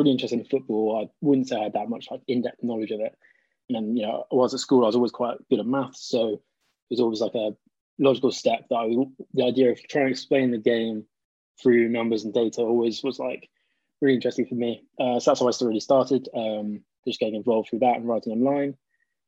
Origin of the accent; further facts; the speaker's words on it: Cheltenham, South West England, United Kingdom; I'm a Cheltenham Town fan as well. It's my hometown